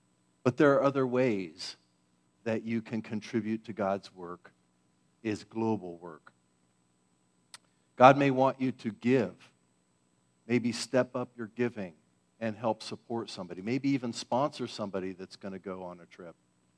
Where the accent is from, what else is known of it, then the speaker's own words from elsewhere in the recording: Philippines; Growing up in the Philippines, she was known to me as Aunt Joanne.